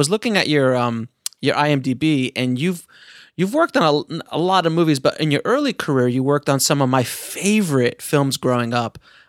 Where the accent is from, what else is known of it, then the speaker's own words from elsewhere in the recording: Orlando, Florida, United States; I'm from Orlando. Florida